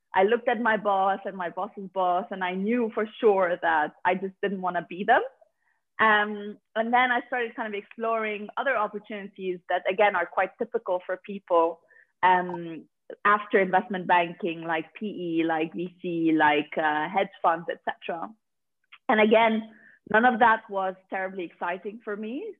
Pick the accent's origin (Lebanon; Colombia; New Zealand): Lebanon; moved away as an adult; also born or lived in Dubai / Paris, France; now in London, United Kingdom; I'm basically from Lebanon. That's where I was born and raised